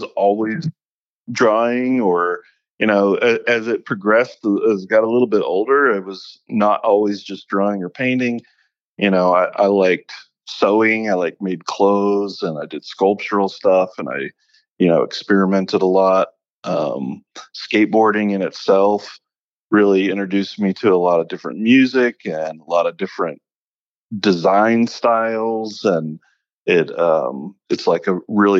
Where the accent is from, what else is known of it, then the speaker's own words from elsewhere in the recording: Kansas City, Missouri, United States; moved away; Missouri wasn't the friendliest of places for me growing up